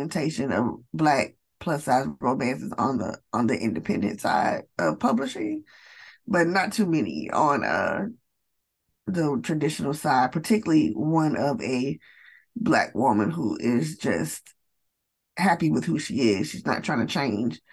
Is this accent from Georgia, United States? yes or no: yes; Atlanta, Georgia, United States; I am from the United States. I am from Atlanta, Georgia, in the United States.